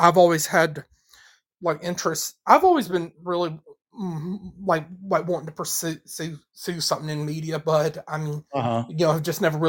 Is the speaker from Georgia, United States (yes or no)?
yes; Georgia, United States; I grew up here in Georgia.